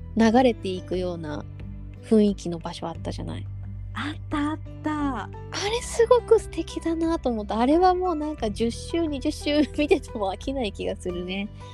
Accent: Yokosuka, Kanagawa, Japan; 私実は生まれも育ちも横須賀なんだけど

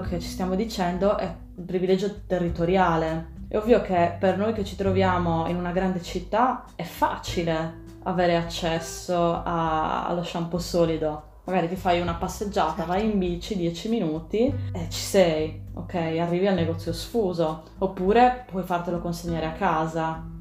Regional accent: Sardinia, Italy; moved away as an adult; also born or lived in Pisa / Germany; io intanto sono nata in Sardegna, penso che si senta nonostante gli anni fuori dal mio, dal mio accento

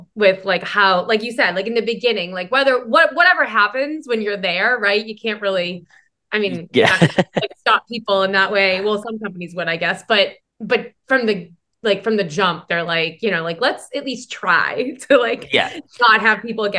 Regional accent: Boston, Massachusetts, United States; accent: Boston; also born or lived in New Hampshire seacoast; now in New Hampshire, United States; I grew up in Boston. I have a Boston accent, so I can't. You just don't get rid of it, no matter where you go.

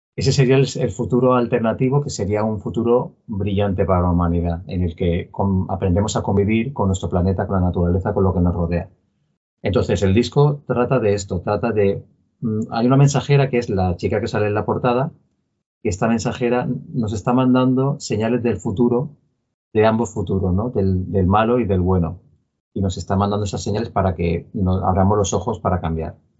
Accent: Palma, Balearic Islands, Spain; somos de Palma de Mallorca

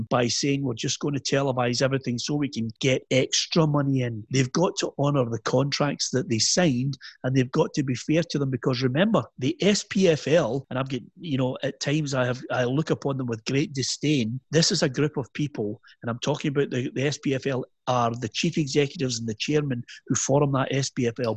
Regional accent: Scotland, United Kingdom

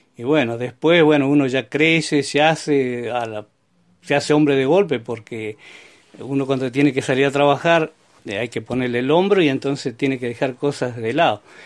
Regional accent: Vista Alegre Sur, Neuquén, Argentina; also born or lived in Barranca del Palo / Aucamahuida / Chañar / Centenario; yo me nací en Barranca del Palo el 1 de abril de 1947. Después estuvimos en Aucamahuida, después este, los vinimos al Chañar. En eso mis viejos, para que pudieran ir a la escuela, se trasladaron a Vista Alegre Sur.

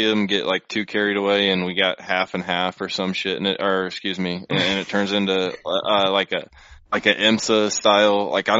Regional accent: Indianapolis, Indiana, United States; being an Indy guy, like, you know, growing up in Indy and around the Brickyard

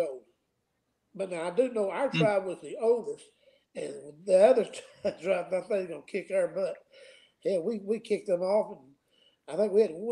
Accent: the South, United States; I'm from the South

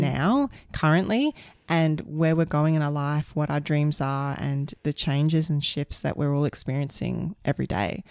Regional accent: Brisbane, Queensland, Australia; moved away; also born or lived in London / Sydney; we're from Queensland and Brisbane

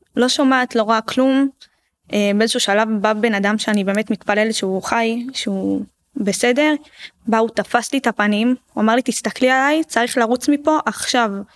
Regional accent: Ashdod, Southern District, Israel; גדלנו באשדוד

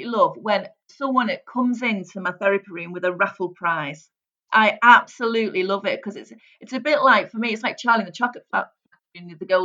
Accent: St Helens, North West England, United Kingdom; But believe it or not, Andy, I was brought up in St Helens. Now, St Helens has a real broad accent.

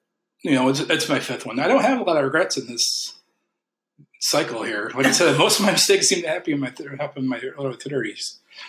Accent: Alpena, Michigan, United States; because I was from Alpena at the time.

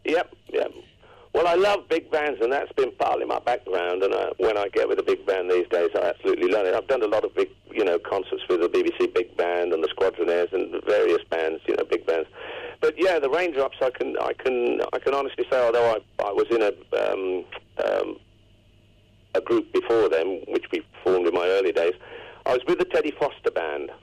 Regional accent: Coventry, West Midlands, United Kingdom; Coventry. That's my hometown

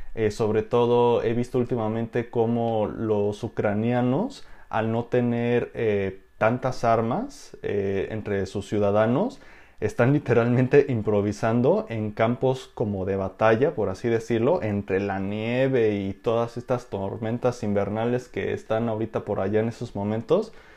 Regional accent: Mexico; como ciudadano mexicano

